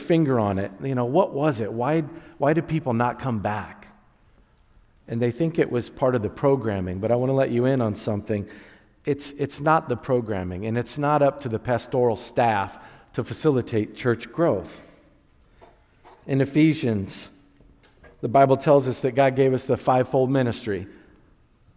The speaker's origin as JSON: {"language": "English", "town": "Wakarusa", "region": "Indiana", "country": "United States", "tie": "born or raised there", "said": "I grew up in Wakarusa. We still say hi in Wakarusa"}